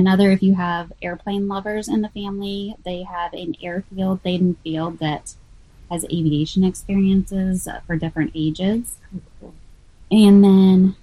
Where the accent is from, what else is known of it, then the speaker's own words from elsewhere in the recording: Manhattan, Kansas, United States; now in Kansas City, United States; Growing up in Manhattan